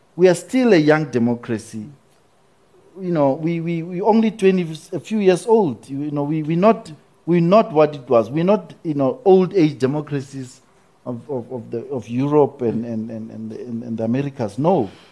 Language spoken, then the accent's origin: English; South Africa; as a South African